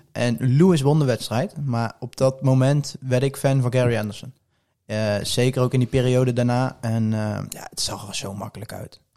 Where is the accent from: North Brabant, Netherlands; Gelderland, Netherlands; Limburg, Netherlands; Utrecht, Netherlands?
Gelderland, Netherlands; Poederoijen; ik kom uit Poederooi en ik was tien, elf jaar oud.